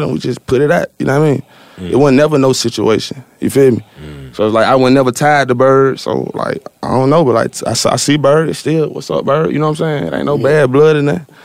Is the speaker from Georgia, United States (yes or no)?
yes; Atlanta, Georgia, United States; I'm from Atlanta